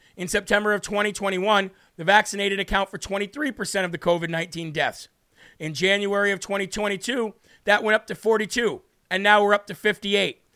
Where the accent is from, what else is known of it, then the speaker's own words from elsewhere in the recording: New Hampshire, United States; we're gonna take a trip to my home state, New Hampshire